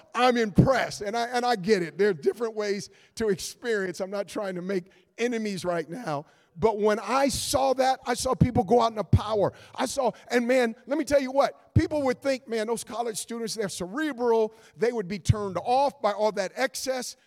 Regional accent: Oakland, California, United States; I was born and raised in Oakland, California

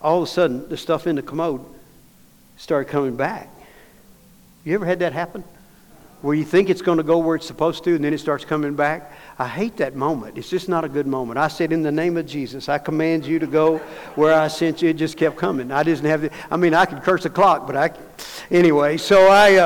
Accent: Dallas, Texas, United States; I'm from Dallas

